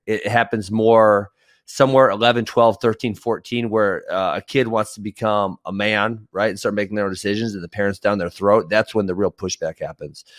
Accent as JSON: {"language": "English", "region": "Iowa", "country": "United States", "tie": "born or raised there", "said": "I was born in Iowa."}